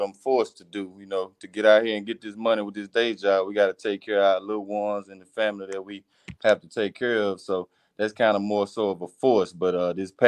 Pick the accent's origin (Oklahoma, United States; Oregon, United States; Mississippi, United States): Mississippi, United States; Mississippi Delta, United States; also born or lived in Dallas, Texas; I am from the Mississippi Delta, man